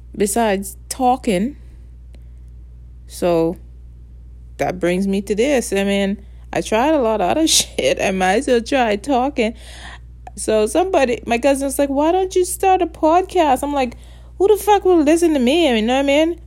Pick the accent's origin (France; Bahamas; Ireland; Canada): Bahamas; accent: Caribbean; first language English; moved away; I just grow up different. See, I'm from the Bahamas